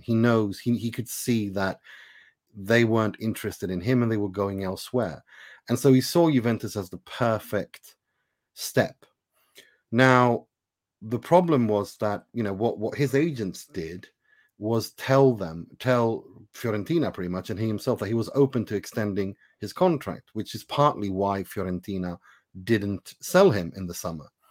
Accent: Sweden; also born or lived in Iran; I am born in Iran. I was raised in Sweden

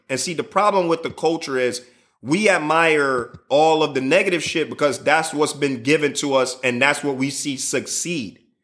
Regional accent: Chicago, Illinois, United States; I'm from Chicago

